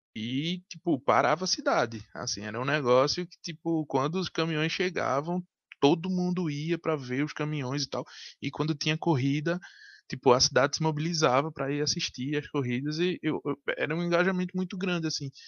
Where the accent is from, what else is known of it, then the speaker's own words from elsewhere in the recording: Recife, Pernambuco, Brazil; Nós somos de Recife.